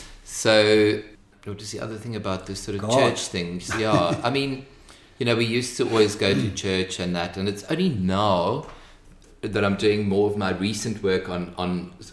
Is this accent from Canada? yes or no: no; Bloemfontein, Free State, South Africa; moved away as an adult; also born or lived in Kimberley; I'd say that I pretty much grew up in Bloemfontein because I was there from a year and a half until I was 18.